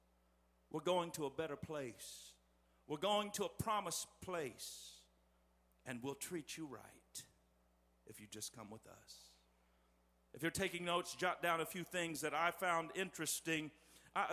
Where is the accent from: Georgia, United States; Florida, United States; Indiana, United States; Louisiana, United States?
Indiana, United States; West Terre Haute; the little sanctuary where I grew up in West Terre Haute